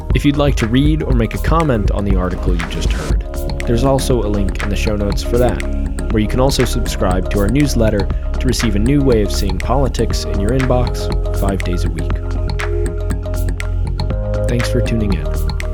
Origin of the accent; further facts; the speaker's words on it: Kansas City, Missouri, United States; a guy born and raised in Missouri